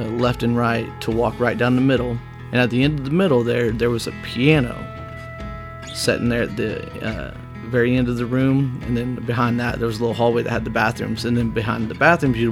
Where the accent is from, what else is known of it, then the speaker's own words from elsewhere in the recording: Whitehall, Illinois, United States; also born or lived in Ottawa, Illinois; Moved back to my hometown of Whitehall